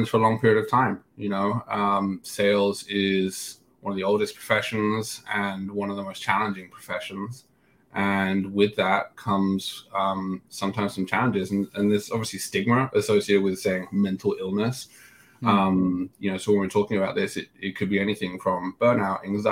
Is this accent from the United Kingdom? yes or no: yes; England, United Kingdom; moved away as an adult; also born or lived in London; now in San Francisco, United States; growing up in England, working in England